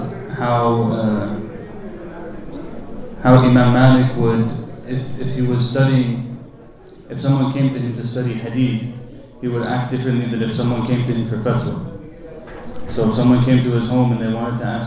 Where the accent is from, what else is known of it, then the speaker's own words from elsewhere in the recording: United States; growing up in America